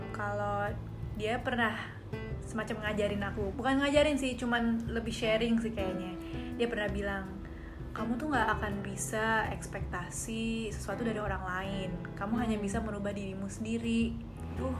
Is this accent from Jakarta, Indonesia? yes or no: yes; Jakarta, Indonesia; moved away as an adult; now in Bali, Indonesia; dari Jakarta